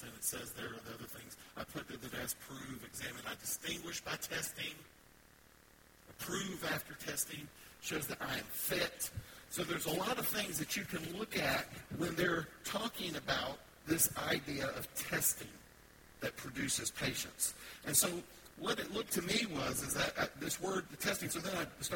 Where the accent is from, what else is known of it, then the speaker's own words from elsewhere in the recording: the South, United States; I'm from the South. I can say ain't